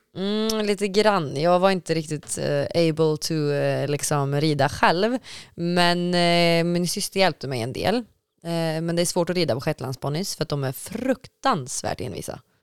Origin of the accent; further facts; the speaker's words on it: Falköping, Västra Götaland, Sweden; jag är uppvuxen i Falköping